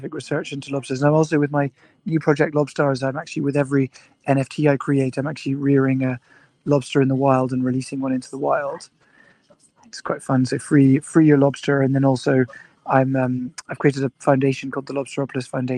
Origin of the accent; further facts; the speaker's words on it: Scotland, United Kingdom; I was born in Scotland, and I grew up there